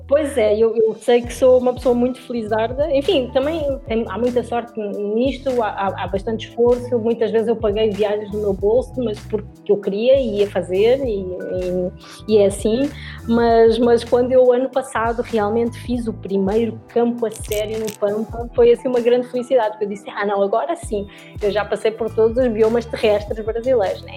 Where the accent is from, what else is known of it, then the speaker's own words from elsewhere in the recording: Lisbon, Portugal; moved away as an adult; now in southern Brazil; eu sou portuguesa, eu nasci em Lisboa